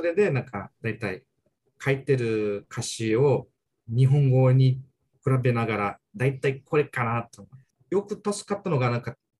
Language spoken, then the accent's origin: Japanese; Brazil; first language Portuguese; Japanese is a second language; moved away as an adult; now in Okinawa, Japan; ブラジルで生まれてブラジルで育ったんですけど